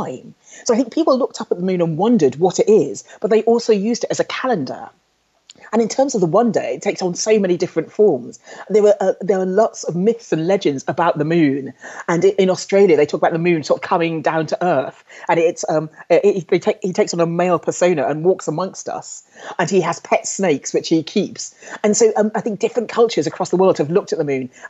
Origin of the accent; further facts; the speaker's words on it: London, United Kingdom; I was brought up in London